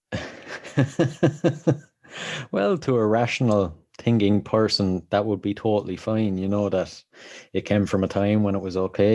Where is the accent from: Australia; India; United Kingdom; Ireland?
Ireland; accent: Irish; I'm from Ireland